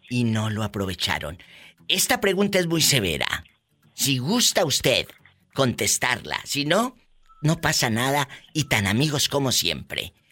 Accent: Watsonville, California, United States; En Watsonville, California.

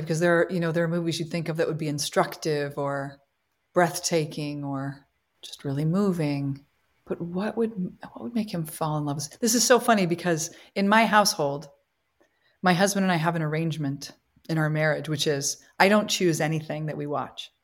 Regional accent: Midwest, United States; moved away as an adult; also born or lived in Copley, Ohio / Chicago, Illinois; now in New York, United States; I'm a Midwesterner

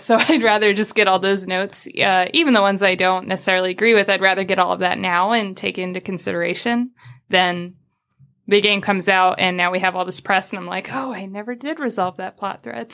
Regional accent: Midwest, United States; I'm from the Midwest

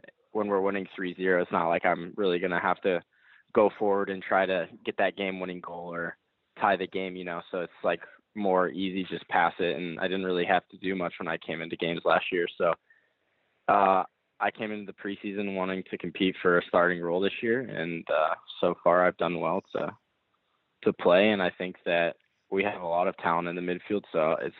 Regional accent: Dallas, Texas, United States; born and raised in Dallas. I've lived here my whole life

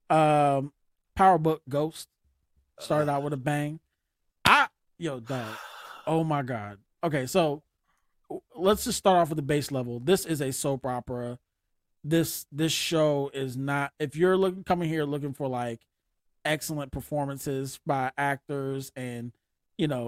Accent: Winston-Salem, North Carolina, United States; I'm from Winston, North Carolina.

